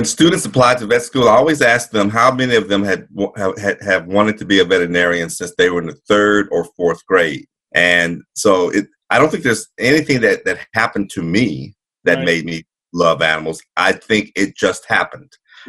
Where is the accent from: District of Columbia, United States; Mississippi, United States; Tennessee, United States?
Mississippi, United States; Jackson; I grew up in Jackson, Mississippi